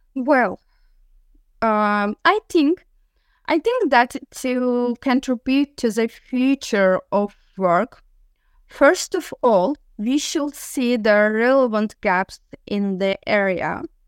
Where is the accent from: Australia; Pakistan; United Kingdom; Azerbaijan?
Azerbaijan; Sumgait; moved away as an adult; now in Galway, Ireland; I was born in Sumgait, city of Azerbaijan